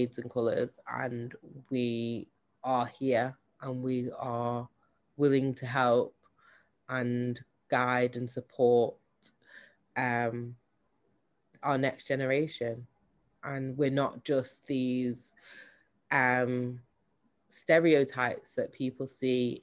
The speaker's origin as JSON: {"language": "English", "town": "Manchester", "region": "North West England", "country": "United Kingdom", "also_born_or_lived": "Jamaica", "said": "I'm from Manchester"}